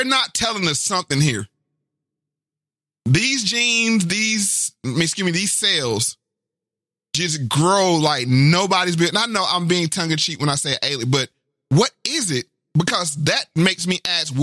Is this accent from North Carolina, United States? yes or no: yes; Durham, North Carolina, United States; I'm from Durham